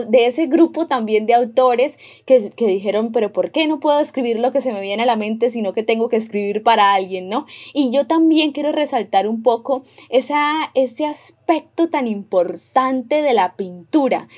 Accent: Santander, Colombia; nosotros los santanderianos

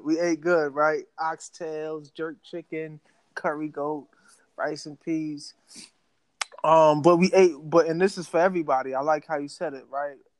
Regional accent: New York City, New York, United States; I grew up in New York City, like everything is at your front door. So you have so many food options. Like right across the street from my building in South Jamaica, Queens

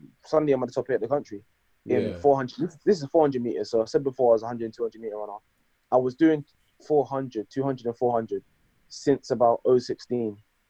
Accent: England, United Kingdom; I'm born in England. I got to represent England because I'm not Scottish. I'm not Welsh. I'm not Irish. I'm from England.

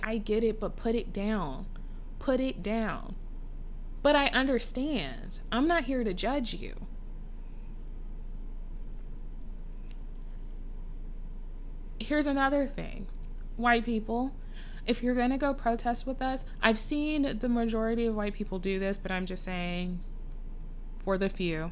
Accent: Texas, United States; I was in Texas.

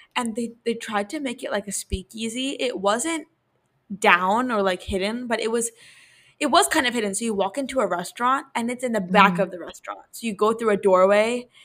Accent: New York, United States; we're from New York

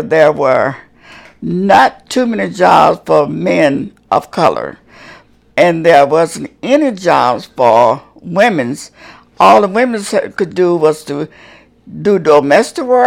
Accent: Marion, Alabama, United States; I was born in Marion, Alabama, 85 miles south of Birmingham, Alabama

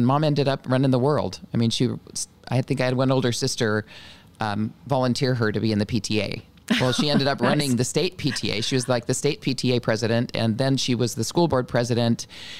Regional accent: Renton, Washington, United States; In the south end of Seattle, a little town called Renton.

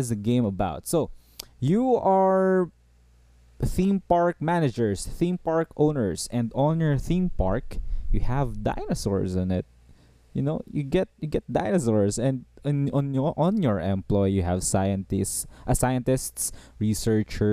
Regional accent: Philippines; I'm from the Southeast Asia, by the way. I'm from the Philippines

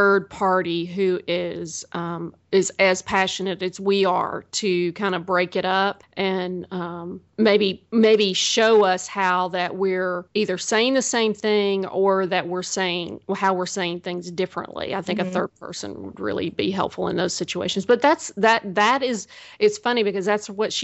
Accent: the South, United States; I'm from the South

